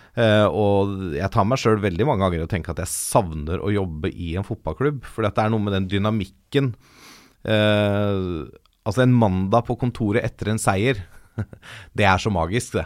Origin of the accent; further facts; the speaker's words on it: Ås, Akershus, Norway; also born or lived in Valdres; jeg vokste opp delvis i Ås i Akershus og delvis i Valdres